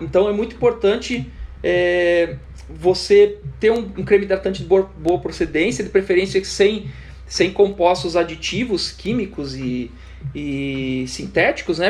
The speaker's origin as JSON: {"language": "Portuguese", "town": "Curitiba", "region": "Paraná", "country": "Brazil", "said": "Eu, como um bom curitibano"}